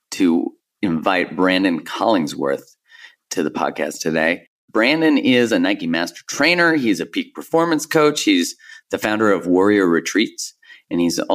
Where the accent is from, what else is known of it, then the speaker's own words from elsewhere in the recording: Canada; I'm from Canada